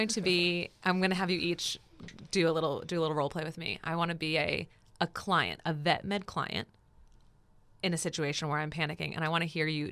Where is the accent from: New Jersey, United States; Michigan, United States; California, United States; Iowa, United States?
New Jersey, United States; Because I'm from New Jersey.